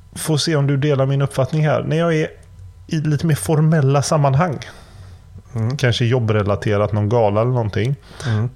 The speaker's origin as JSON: {"language": "Swedish", "town": "Gothenburg", "region": "Västra Götaland", "country": "Sweden", "also_born_or_lived": "Kungsbacka", "said": "jag kommer från Göteborg"}